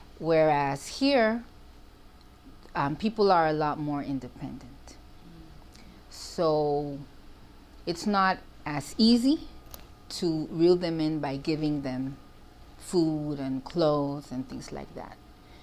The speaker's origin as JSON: {"language": "English", "country": "Mexico", "tie": "born or raised there", "second_language": "English", "lives_now": "United States", "said": "I think that I've lived in the U.S. for years. I grew up in Central America in Mexico."}